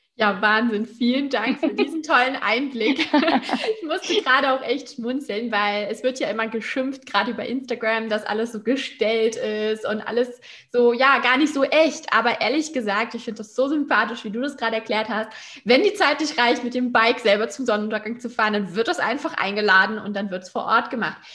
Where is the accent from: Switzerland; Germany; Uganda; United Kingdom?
Germany; Hamburg; in meiner Heimat Hamburg